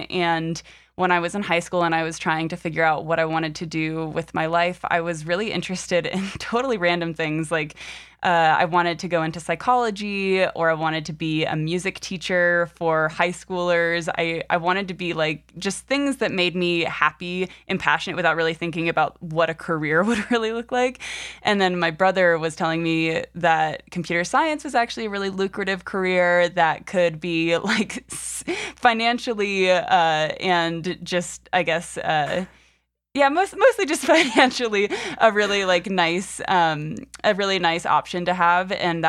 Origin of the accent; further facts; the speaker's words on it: Alexandria, Virginia, United States; So I was born in on the East Coast in Alexandria, Virginia. No, I won't go that far back, but I am born and raised in the U.S., and I am currently 24 years old.